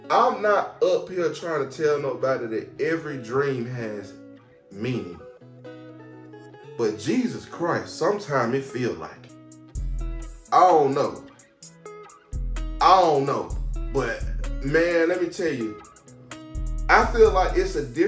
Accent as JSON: {"language": "English", "town": "Atlanta", "region": "Georgia", "country": "United States", "moved": "as an adult", "lives_now": "North Carolina, United States", "said": "I'm from Atlanta, Georgia"}